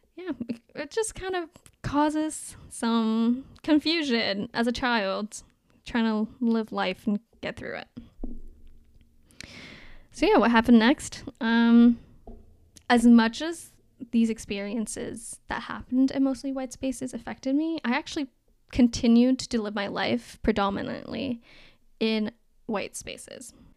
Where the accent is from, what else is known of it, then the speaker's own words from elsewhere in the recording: Toronto, Ontario, Canada; also born or lived in Anhui, China; I was brought to Canada in nineteen ninety-seven, and I grew up in North York